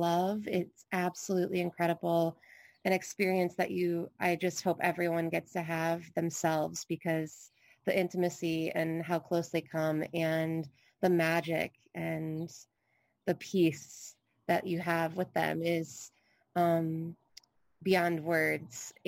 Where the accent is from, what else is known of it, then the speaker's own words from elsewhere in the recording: Michigan, United States; now in Hawaii, United States; I grew up in Michigan, which is absolutely beautiful